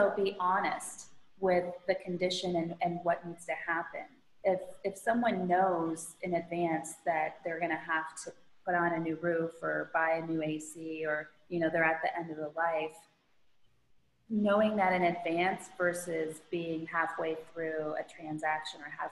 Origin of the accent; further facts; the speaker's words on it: Midwest, United States; now in Florida, United States; I grew up in the Midwest